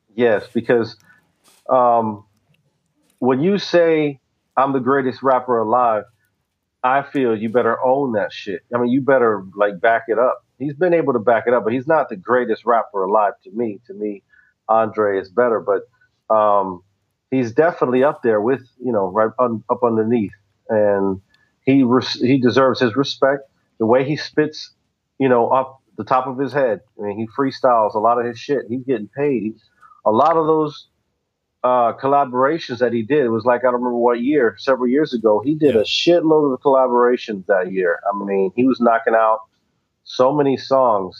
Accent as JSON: {"language": "English", "region": "the South", "country": "United States", "said": "I'm from the South"}